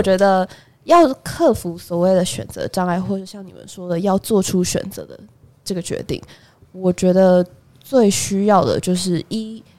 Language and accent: Chinese; Taipei, Taiwan; 我本人是土生土长台北人